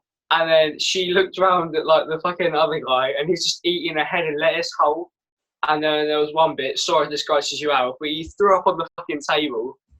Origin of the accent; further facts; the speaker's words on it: Scotland, United Kingdom; I'm from Scotland